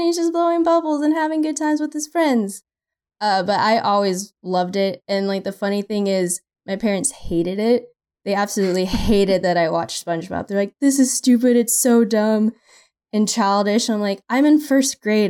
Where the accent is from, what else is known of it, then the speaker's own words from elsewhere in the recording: Texas, United States; Austin's about, like, an hour and a half away from where my family is